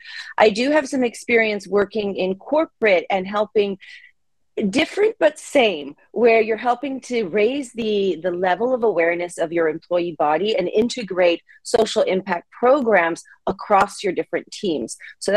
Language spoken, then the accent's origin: English; Japan; also born or lived in United States; I grew up in Japan, in rural Japan. I'm originally from the U.S.